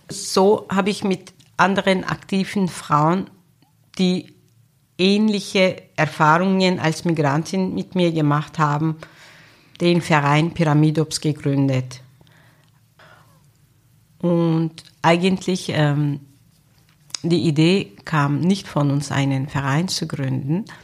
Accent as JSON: {"language": "German", "country": "Turkey", "tie": "born or raised there", "also_born_or_lived": "Germany", "moved": "yes", "lives_now": "Austria", "said": "Wahrscheinlich ist Österreich ihr Heimatland. Türkei ist mein Heimatland, wo ich meine Kindheit verbracht habe, wo noch ein Teil meiner Familie lebt. Von Deutschland habe ich gute sowie schlechte Erinnerungen noch."}